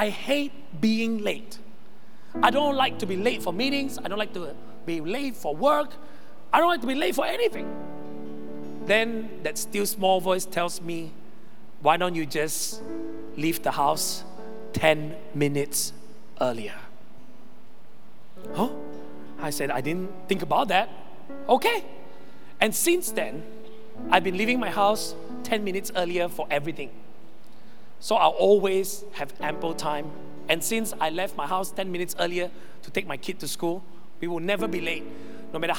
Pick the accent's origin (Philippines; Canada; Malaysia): Malaysia; also born or lived in Sabah; I'm Malaysian.